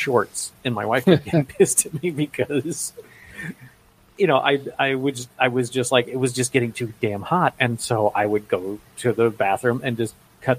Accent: Lake Worth, Florida, United States; moved away; also born or lived in central Louisiana; it was shot in my hometown of Lake Worth.

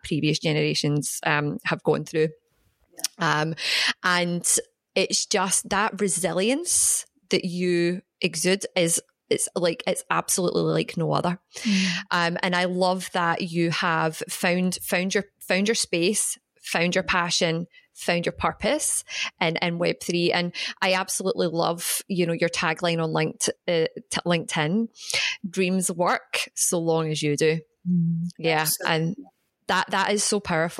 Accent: Glasgow, Scotland, United Kingdom; now in Australia; I'm from Glasgow.

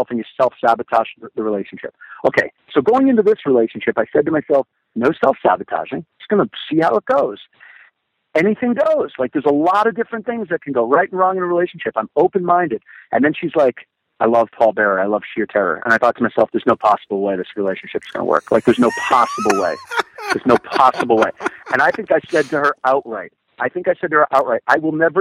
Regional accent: Connecticut, United States; now in Seattle, United States; I grew up in Connecticut

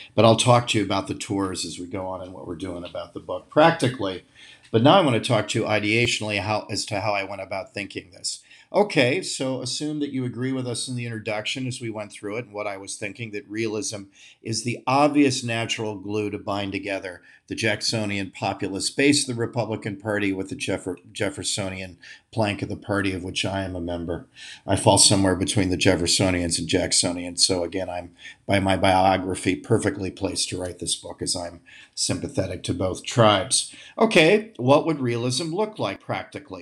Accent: Ohio, United States; Ohio, my home state

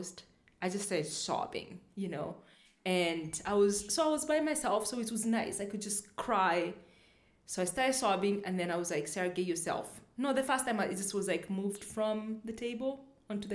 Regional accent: Kenya; also born or lived in United States; I am black. I am African, I'm Kenyan, I'm a Kikuyu

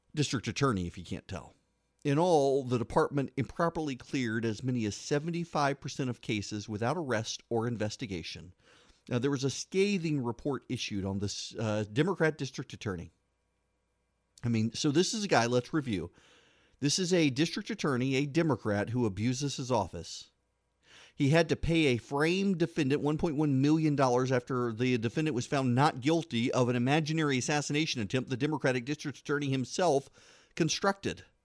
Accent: Louisiana, United States; I am from Louisiana

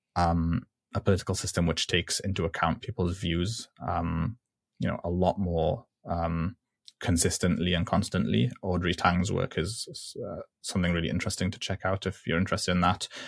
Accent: Libya; I'm from Libya

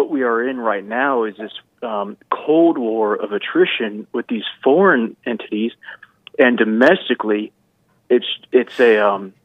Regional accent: the South, United States; I'm a Southerner

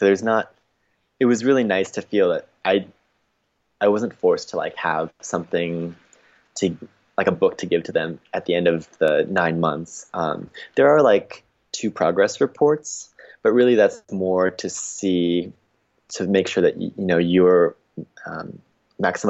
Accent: United States; growing up in the States

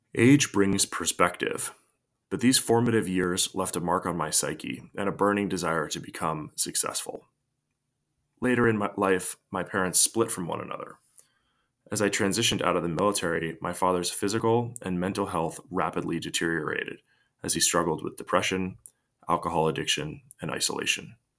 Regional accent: United States; I was born in the United States of America during a period of unprecedented prosperity, peace, and tranquility

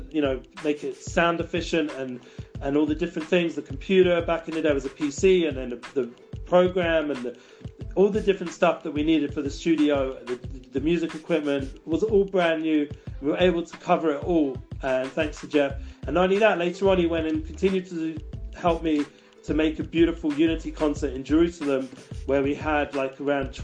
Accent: London, United Kingdom; now in Israel; growing up in London. And also when I came to Israel

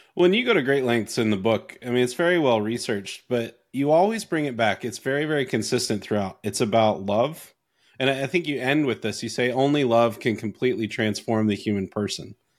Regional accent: North Carolina, United States; also born or lived in Canada; I grew up in North Carolina. I grew up in the middle of nowhere in North Carolina

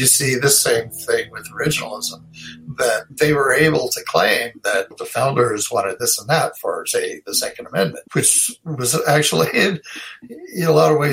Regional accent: Idaho, United States; moved away; I'm from Idaho

